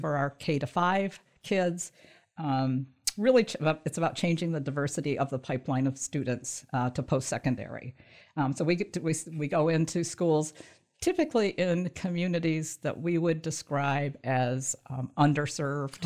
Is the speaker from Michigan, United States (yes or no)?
yes; Michigan, United States; also born or lived in southern Indiana / northern Kentucky; so I grew up in Michigan